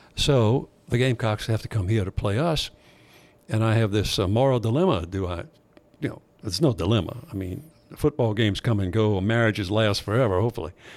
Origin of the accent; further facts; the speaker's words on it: Thibodaux, Louisiana, United States; growing up in Thibodeau